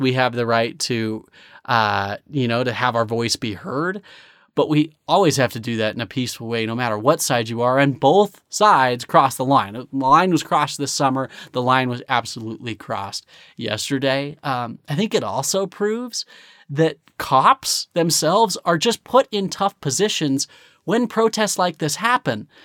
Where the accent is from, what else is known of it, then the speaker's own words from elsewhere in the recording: United States; As a American